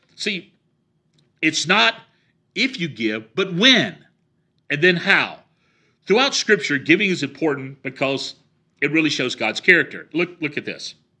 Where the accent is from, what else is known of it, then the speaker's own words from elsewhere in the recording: the South, United States; I grew up in the South.